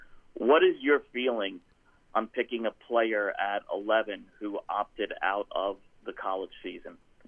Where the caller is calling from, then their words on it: Atlanta, Georgia, United States; from Atlanta.